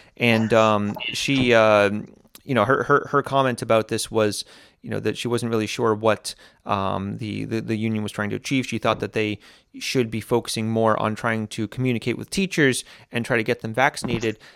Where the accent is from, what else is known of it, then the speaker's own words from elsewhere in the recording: United States; now in Latvia; when I was growing up in America